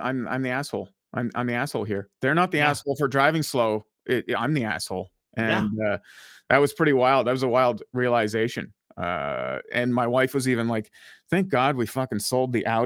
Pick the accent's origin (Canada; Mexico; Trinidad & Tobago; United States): Canada; Ottawa, Ontario; putting down roots, you know, in my hometown of Ottawa.